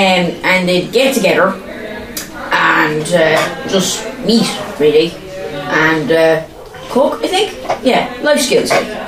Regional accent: County Offaly, Leinster, Ireland; from Con in County Offaly.

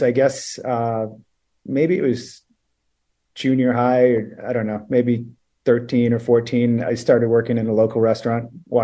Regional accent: Maine, United States; now in Palm Beach, United States; I grew up in Maine. I actually moved there when I was 2.

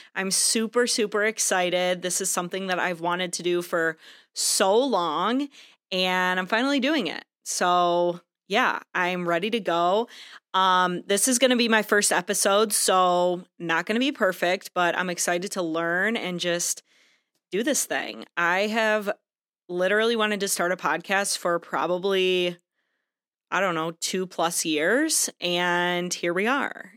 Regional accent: Michigan, United States; I am from Michigan

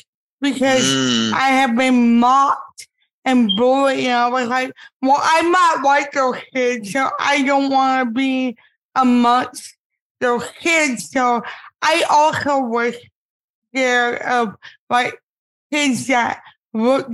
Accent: Miami, Florida, United States; growing up in Miami, we had a whole department that was dedicated to disabled kids

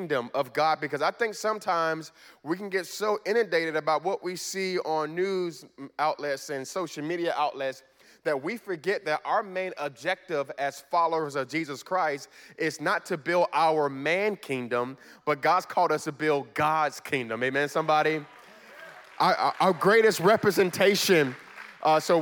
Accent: Miami, Florida, United States; moved away as an adult; now in Richmond, United States; I'm originally from Miami, Florida, and born and raised in Miami, Florida.

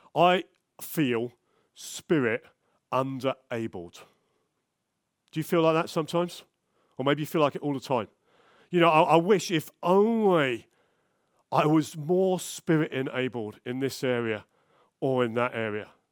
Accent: London, United Kingdom; moved away; I'm from South London originally.

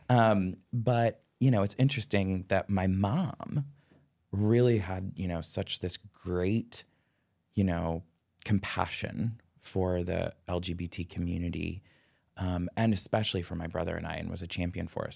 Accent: Upper Arlington, Ohio, United States; I grew up in Upper Arlington, which I think now is a s, is such a more progressive community than it was

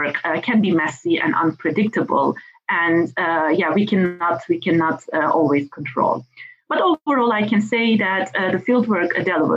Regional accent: İzmir, Turkey; I was in Izmir, which is my hometown.

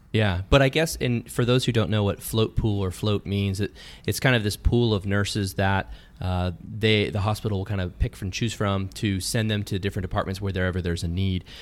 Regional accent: California, United States; I was from California

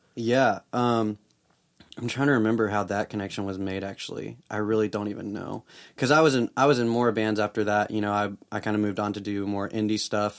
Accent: Memphis, Tennessee, United States; now in Nashville, United States; I grew up in Memphis

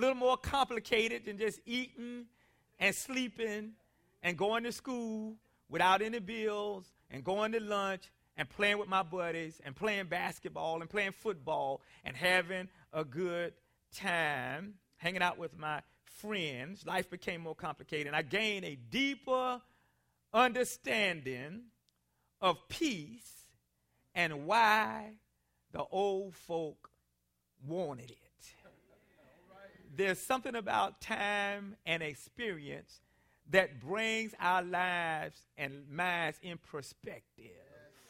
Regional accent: South Carolina, United States; Now, as a boy growing up in South Carolina, I often heard the older people in our community and even our family members say things to us

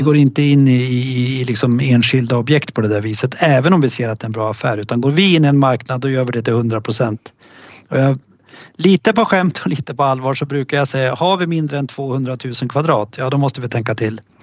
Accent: Östersund, Jämtland, Sweden; Östersund, alltså där, min hemstad och där vi har vårt huvudkontor

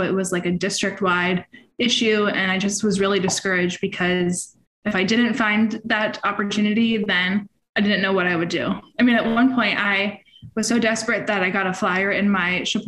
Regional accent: Lake Worth, Florida, United States; I'm from the other side of the country, in Lake Worth, Florida.

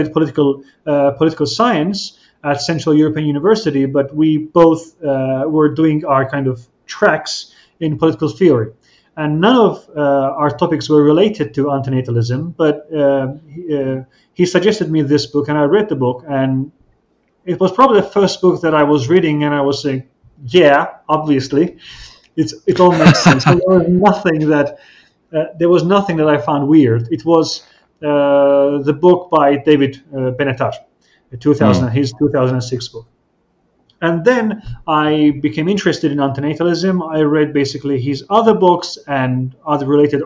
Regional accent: Azerbaijan; I'm from Azerbaijan, which is a small country in between Turkey, Iran, and Russia.

